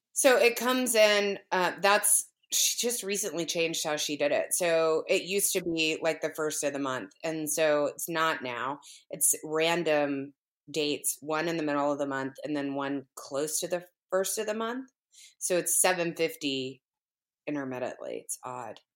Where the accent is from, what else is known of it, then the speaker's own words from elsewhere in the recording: the South, United States; moved away; I'm from the South originally, so that, the, kind of that whole area in the Southeast is, is home, in essence